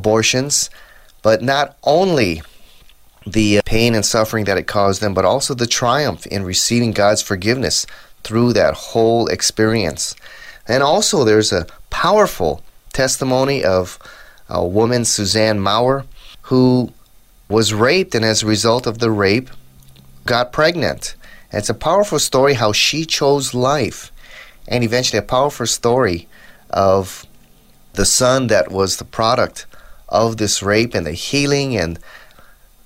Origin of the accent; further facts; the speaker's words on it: United States; my home country of the United States